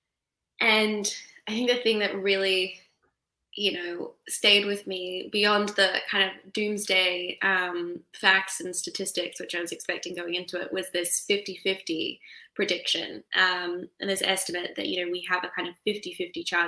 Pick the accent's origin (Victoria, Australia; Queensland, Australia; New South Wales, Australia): Queensland, Australia; tropical North; when I was 11, I was growing up in Australia's tropical North Queensland